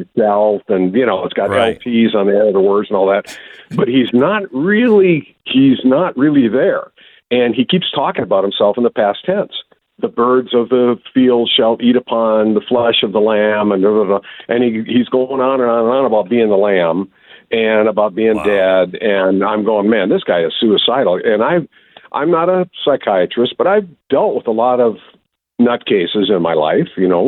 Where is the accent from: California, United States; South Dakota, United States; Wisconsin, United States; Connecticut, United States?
Wisconsin, United States